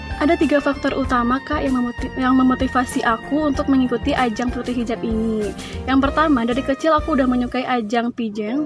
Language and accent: Indonesian; Padang, West Sumatra, Indonesia; aku asli Padang